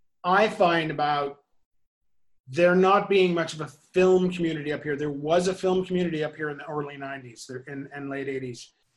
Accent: Vermont, United States; And very often I say, oh, I'm from Vermont.

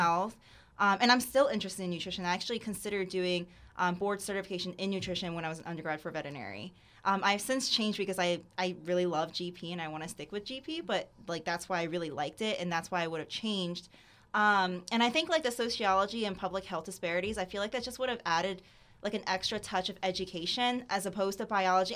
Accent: Sarasota, Florida, United States; also born or lived in Gainesville, Florida; I'm from Sarasota, Florida.

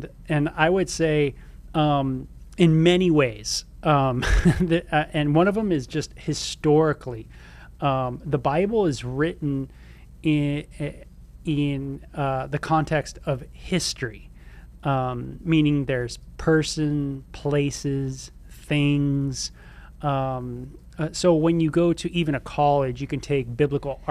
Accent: Southern California, United States; now in Tucson, United States; where I grew up in Southern California

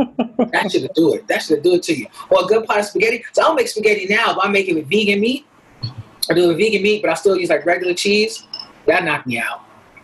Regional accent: Buffalo, New York, United States; now in New York City, United States

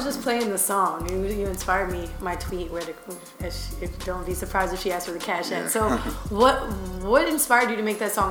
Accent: Tampa, Florida, United States; I'm from Tampa

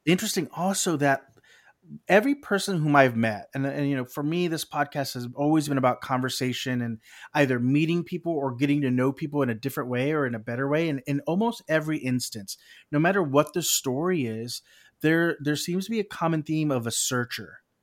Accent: South Texas, United States; I grew up in South Texas

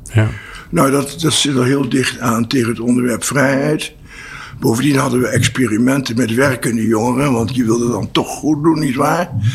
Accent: Apeldoorn, Gelderland, Netherlands; also born or lived in Voorburg, South Holland; in 1948 zijn we verhuisd naar Apeldoorn

